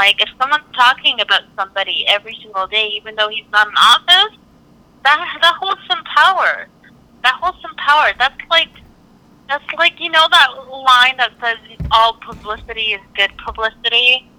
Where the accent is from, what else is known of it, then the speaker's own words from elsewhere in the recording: Canada; I'm Canadian.